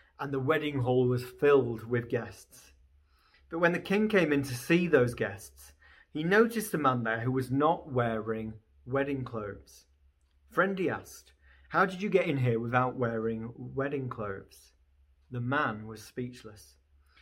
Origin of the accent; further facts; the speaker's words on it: Beverley, Yorkshire and the Humber, United Kingdom; now in Newcastle, United Kingdom; I grew up in Beverley, just outside of Hull